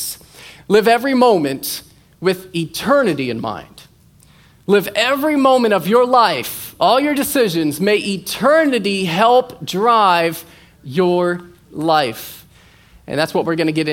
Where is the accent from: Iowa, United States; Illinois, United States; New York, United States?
Iowa, United States; now in Florida, United States; I'm from Iowa